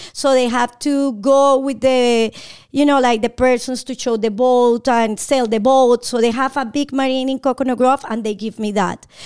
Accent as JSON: {"language": "English", "region": "Bogotá", "country": "Colombia", "second_language": "English", "moved": "as an adult", "lives_now": "Atlanta, United States", "said": "I'm from Bogotá, Colombia"}